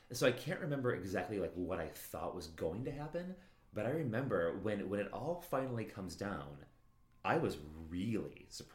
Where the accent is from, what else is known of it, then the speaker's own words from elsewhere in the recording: Chicago, Illinois, United States; accent: Chicago; I'm sure I just butchered that in my Chicago accent.